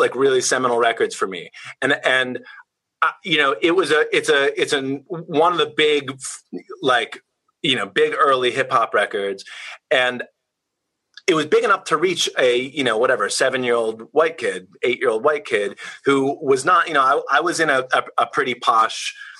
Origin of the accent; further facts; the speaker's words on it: Washington, District of Columbia, United States; I grew up in Washington, D.C.